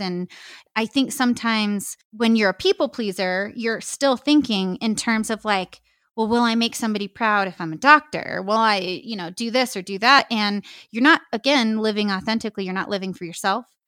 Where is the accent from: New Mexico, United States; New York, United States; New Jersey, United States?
New Mexico, United States; I'm from New Mexico. I've been here my whole life, never lived anywhere else.